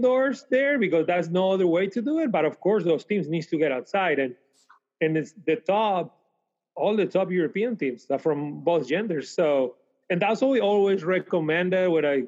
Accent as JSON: {"language": "English", "region": "Canary Islands", "country": "Spain", "tie": "born or raised there", "also_born_or_lived": "Switzerland", "moved": "as an adult", "lives_now": "Fort Worth, United States", "said": "my hometown in the Canary Islands"}